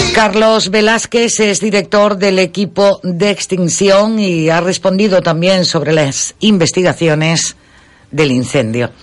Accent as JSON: {"language": "Spanish", "area": "Gran Canaria", "region": "Canary Islands", "country": "Spain", "said": "aunque no seamos de Tejeda pero todos somos gran canarios y canarios"}